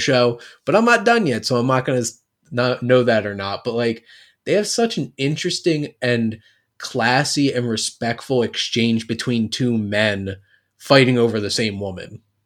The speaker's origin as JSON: {"language": "English", "region": "New Jersey", "country": "United States", "said": "I'm from South Jersey, so I'm, like, I'm not, like, North Jersey, New York"}